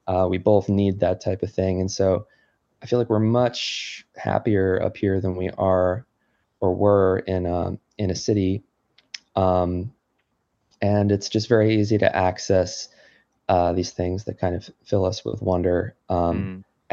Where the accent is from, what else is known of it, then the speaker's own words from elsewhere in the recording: New Jersey, United States; now in Connecticut, United States; I grew up in New Jersey